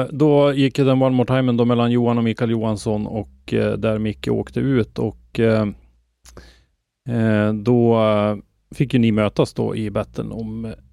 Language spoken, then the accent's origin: Swedish; Norrland, Sweden; Jag kan ju som norrlänning tycka att det är roligt att eh, bucklan hamnar här uppe hos oss.